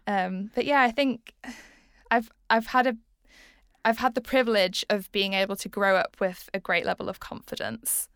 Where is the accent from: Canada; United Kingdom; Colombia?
United Kingdom; Leeds, Yorkshire and the Humber; I am from Leeds